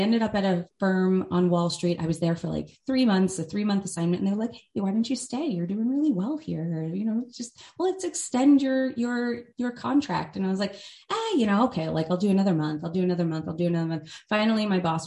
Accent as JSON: {"language": "English", "country": "United States", "tie": "born or raised there", "said": "I grew up outside of New York City"}